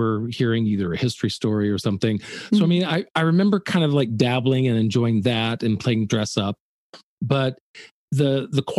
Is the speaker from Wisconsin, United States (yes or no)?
no; Birmingham, Alabama, United States; moved away; I was born in Birmingham, Alabama